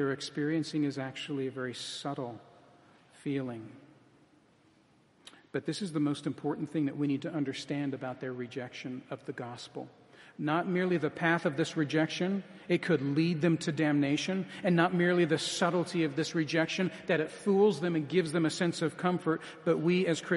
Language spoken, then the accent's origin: English; United States; as American evangelicals